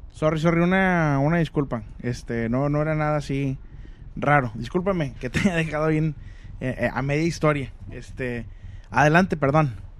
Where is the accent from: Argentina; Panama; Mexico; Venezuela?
Mexico; Monterrey, Nuevo León; en Monterrey acostumbramos